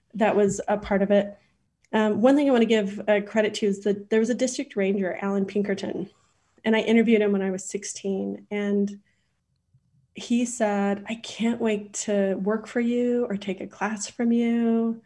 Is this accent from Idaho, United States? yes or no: yes; Idaho, United States; also born or lived in Port Angeles, Washington / Boise, Idaho; I grew up in a s, in Idaho